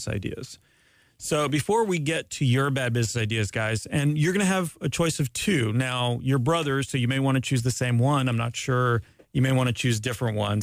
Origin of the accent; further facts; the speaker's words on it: Ormond Beach, Florida, United States; I grew up in Ormond Beach